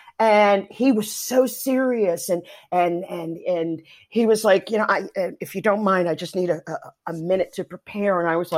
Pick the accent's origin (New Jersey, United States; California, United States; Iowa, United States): New Jersey, United States; moved away; also born or lived in New York City; originally? I'm from New Jersey.